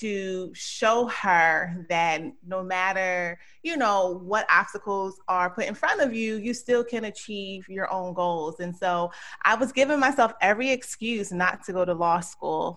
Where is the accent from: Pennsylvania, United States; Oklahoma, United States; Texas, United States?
Pennsylvania, United States; Philadelphia; moved away as an adult; also born or lived in Georgia; grew up in Philadelphia, went to public school there